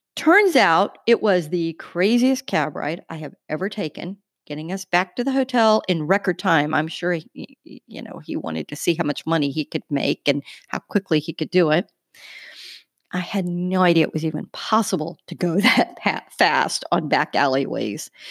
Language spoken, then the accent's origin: English; United States; we're two American journalists